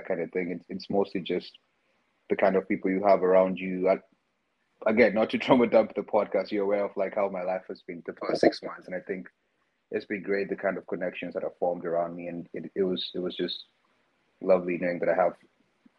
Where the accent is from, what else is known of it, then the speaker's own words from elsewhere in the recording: Nairobi, Kenya; moved away as an adult; now in New York, United States; growing up in Nairobi